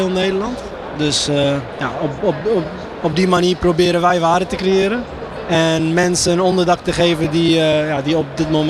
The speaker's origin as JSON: {"language": "Dutch", "country": "Iraq", "said": "wij, ik kom uit Irak nou."}